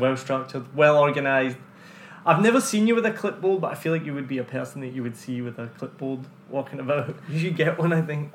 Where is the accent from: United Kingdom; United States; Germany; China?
United Kingdom; now in Ho Chi Minh City, Vietnam; I went back to the UK